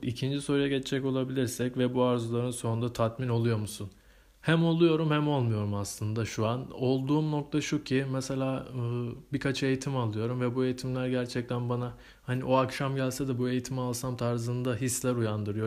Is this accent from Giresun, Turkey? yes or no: yes; Giresun, Turkey; also born or lived in Istanbul; Doğma büyüme Giresunluyum.